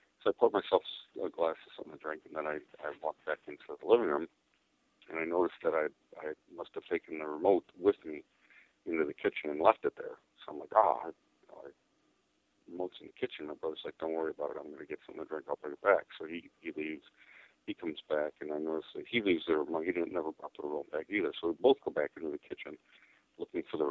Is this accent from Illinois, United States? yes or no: yes; Cicero, Illinois, United States; also born or lived in Chicago; I grew up in Cicero, which is, I was born in Chicago, grew up in Cicero